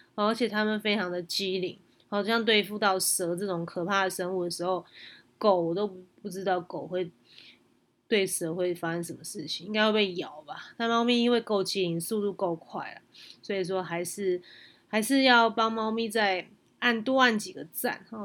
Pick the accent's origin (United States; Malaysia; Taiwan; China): Taiwan; Taipei; also born or lived in Yilan; 我们是台北人